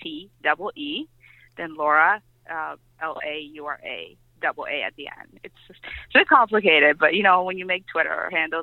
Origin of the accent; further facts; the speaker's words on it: Toronto, Ontario, Canada; also born or lived in Cuba; hockey was a big deal where I grew up in Etobicoke.